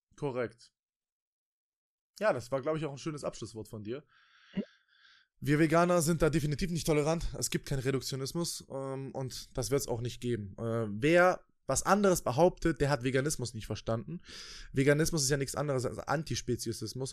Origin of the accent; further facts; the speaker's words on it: Germany; Bei uns in Deutschland, in, in dem viertreichsten Land der Welt